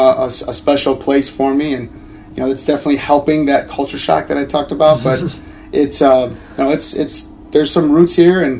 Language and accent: English; Chicago, Illinois, United States; growing up in Chicago